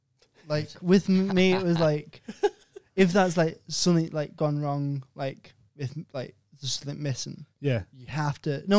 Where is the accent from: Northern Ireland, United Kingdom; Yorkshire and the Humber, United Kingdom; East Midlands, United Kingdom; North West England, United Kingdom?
North West England, United Kingdom; Liverpool; I come from Liverpool.